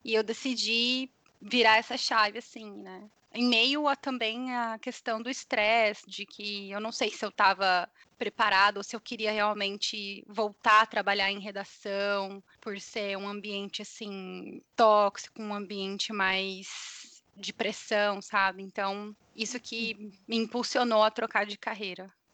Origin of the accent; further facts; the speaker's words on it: Brazil; moved away as an adult; also born or lived in California; now in San Jose, United States; eu saí do Brasil. Eu trabalhava em uma emissora de televisão. Eu me formei em jornalismo lá